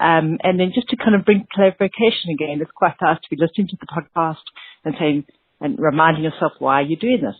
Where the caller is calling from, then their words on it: Columbus, Ohio, United States; I'm from Columbus, Ohio.